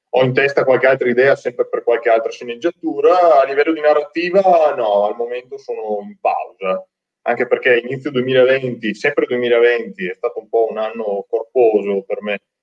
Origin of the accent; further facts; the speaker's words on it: Veneto, Italy; accent: Veneto; per via del mio accento, perché purtroppo l'accento veneto è qualcosa di terribile ed è difficilissimo da nascondere